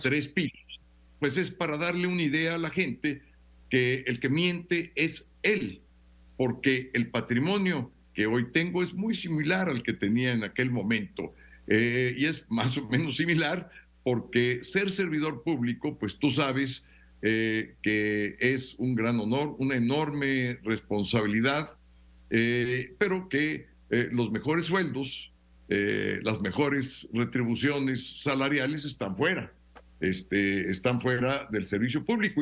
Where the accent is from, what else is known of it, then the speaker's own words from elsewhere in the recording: Mexico; como miles y miles de mexicanas y mexicanos que hicimos una carrera